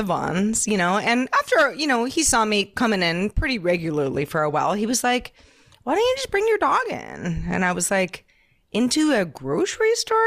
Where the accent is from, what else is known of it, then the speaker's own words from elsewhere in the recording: Silicon Valley, California, United States; I grew up in Silicon Valley